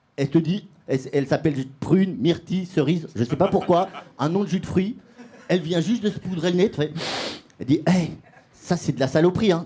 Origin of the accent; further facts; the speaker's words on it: Colombia; now in France; j'ai quitté la Colombie à cause de la violence.